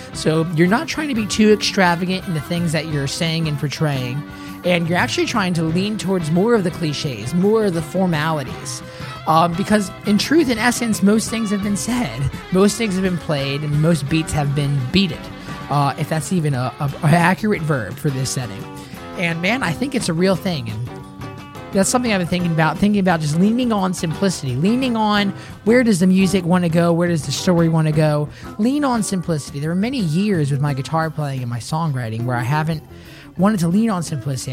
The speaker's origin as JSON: {"language": "English", "region": "Tennessee", "country": "United States", "tie": "born or raised there", "also_born_or_lived": "Bradenton, Florida"}